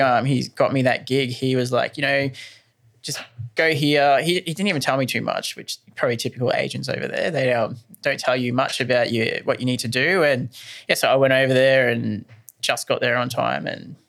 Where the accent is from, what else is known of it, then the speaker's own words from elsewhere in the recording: Ingham, Queensland, Australia; I'm a North Queensland product. I'm from Ingham